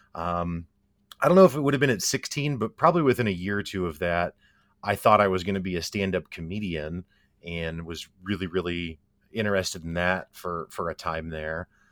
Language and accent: English; Springfield, Missouri, United States; I'm from Springfield, Missouri.